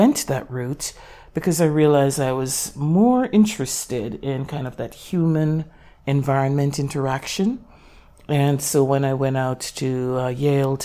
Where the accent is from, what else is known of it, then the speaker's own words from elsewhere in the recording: Jamaica; moved away as an adult; now in United States; a very young girl growing up in Jamaica, you know, 5, 6 years old